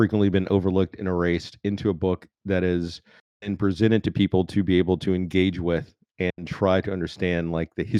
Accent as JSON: {"language": "English", "region": "Alabama", "country": "United States", "tie": "born or raised there", "said": "growing up in Alabama, I didn't have much money"}